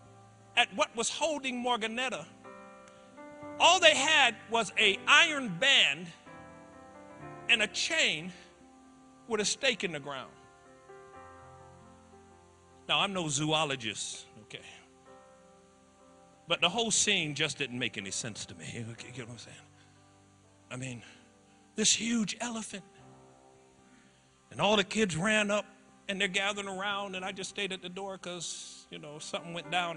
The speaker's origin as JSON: {"language": "English", "town": "Springfield", "region": "Massachusetts", "country": "United States", "tie": "born or raised there", "said": "growing up in Springfield, Mass."}